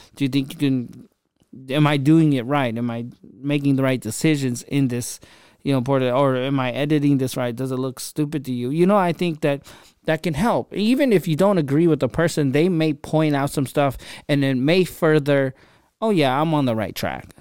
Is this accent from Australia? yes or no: no; Philippines; now in United States; I grew up in the Philippines on the streets and, um, even moving to America, I had my hardships